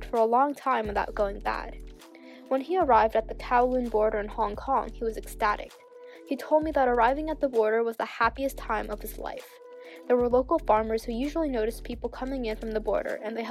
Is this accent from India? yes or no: no; New York City, New York, United States; I'm from New York City